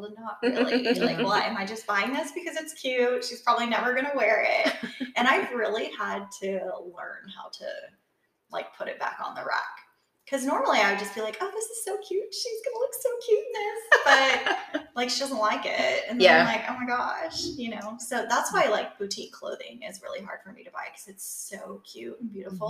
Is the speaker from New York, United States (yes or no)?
no; Kansas, United States; now in Huntsville, United States; I grew up in Kansas